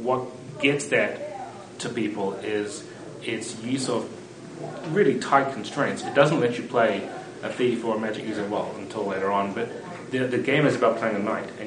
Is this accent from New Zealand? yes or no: yes; New Zealand; moved away as an adult; now in United States; I grew up in New Zealand